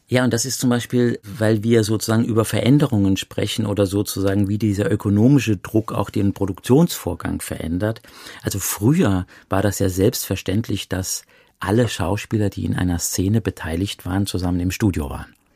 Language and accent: German; Saarland, Germany; ich komme ja aus dem Saarland, ich bin ja im Saarland geboren.